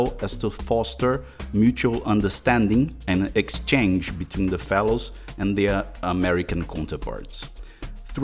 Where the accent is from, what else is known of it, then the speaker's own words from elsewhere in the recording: Paraíba, Brazil; moved away as an adult; now in Washington, United States; I'm from Brazil, in South America, from the northeastern state of Paraíba.